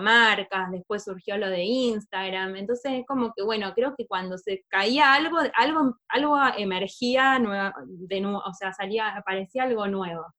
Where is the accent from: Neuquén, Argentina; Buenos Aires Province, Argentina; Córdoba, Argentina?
Córdoba, Argentina; southern; moved away as an adult; now in Buenos Aires, Argentina; yo soy del, sur de Córdoba, de la me vine a estudiar a Buenos Aires